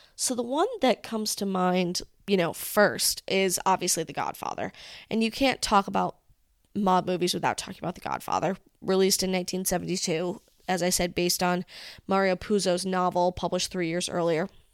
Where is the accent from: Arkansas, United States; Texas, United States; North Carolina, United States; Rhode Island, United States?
Rhode Island, United States; Rhode Island is a mafia-style town